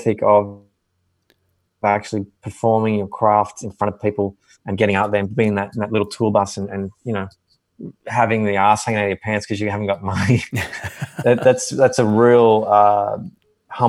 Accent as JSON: {"language": "English", "town": "Wollongong", "region": "New South Wales", "country": "Australia", "tie": "born or raised there", "also_born_or_lived": "Sydney", "moved": "as an adult", "lives_now": "Nashville, United States", "said": "I'm from Wollongong"}